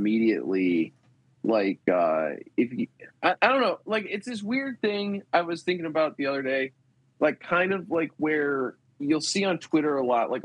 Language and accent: English; Midwest, United States; I'm from the Midwest